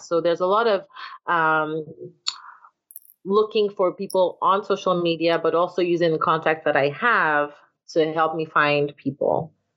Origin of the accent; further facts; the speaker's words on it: Nigeria; now in Atlanta, United States; I'm Nigerian and I live in Atlanta